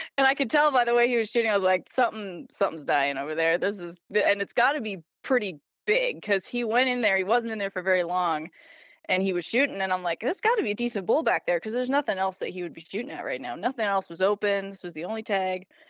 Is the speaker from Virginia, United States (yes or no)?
no; Idaho, United States; now in Montana, United States; I was born and raised in Idaho